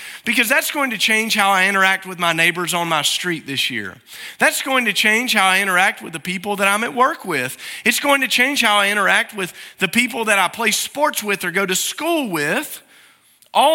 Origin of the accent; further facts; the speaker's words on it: Alabama, United States; born there; Now, where I'm from is important. I guess my birth certificate says that I was born in Alabama. I don't claim it too often unless you really bear down on me about that.